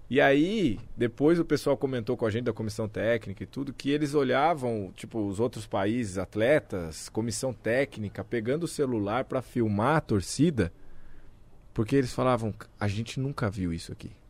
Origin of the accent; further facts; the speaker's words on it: Brazil; É claro que a gente, como brasileiro, já vou falar para você que foi diferente de tudo.